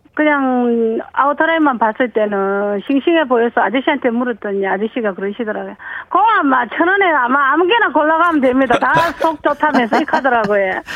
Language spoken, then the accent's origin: Korean; Hadong, South Gyeongsang, South Korea; accent: Gyeongsang; 저는 저기 시골이 고향에서 경남 하동의 고향입니다